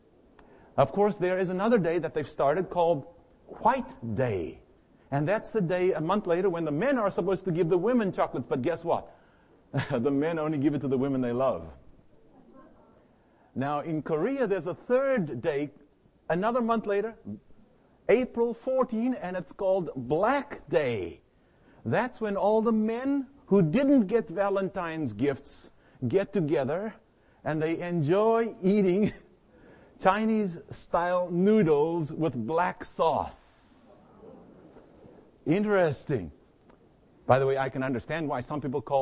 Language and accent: English; South Africa; moved away as an adult; now in United States; I arrived in the United States at the age of 25. I came from the Republic of South Africa